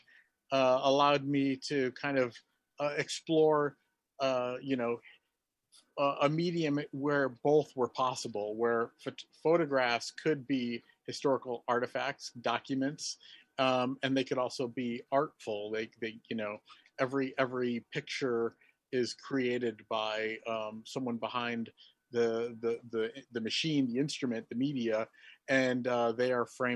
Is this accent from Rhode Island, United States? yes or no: no; Finger Lakes area, New York, United States; also born or lived in Syracuse; now in New York City, United States; I grew up in the Finger Lakes area and lived there a good portion of my life